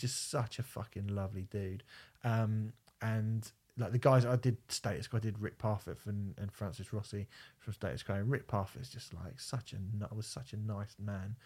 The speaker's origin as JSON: {"language": "English", "town": "Portsmouth", "region": "South East England", "country": "United Kingdom", "said": "I'm from Portsmouth. I'm a Portsmouth supporter"}